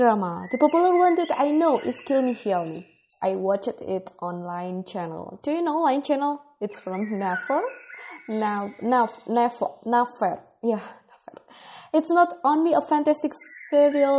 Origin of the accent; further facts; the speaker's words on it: Indonesia; English is a second language; also born or lived in Bogor, West Java; I am from Indonesia. I live in Bogor, West Java.